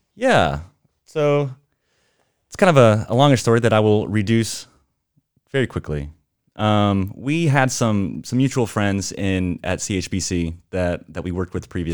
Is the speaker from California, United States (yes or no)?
no; Amarillo, Texas, United States; moved away as an adult; now in Portland, United States; We are originally from Texas